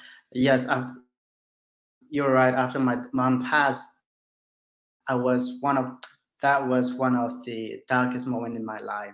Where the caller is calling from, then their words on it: Switzerland; Hello. Yes, I'm joining in from Switzerland.